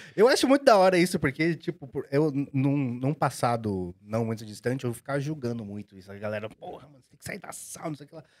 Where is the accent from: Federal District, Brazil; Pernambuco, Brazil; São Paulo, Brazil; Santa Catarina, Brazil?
São Paulo, Brazil; Osasco; sou de Osasco, fui apreensado de Osasco a vida inteira